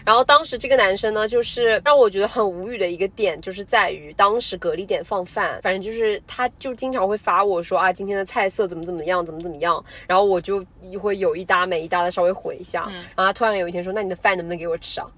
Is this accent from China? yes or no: yes; China; 我们嗯。中国人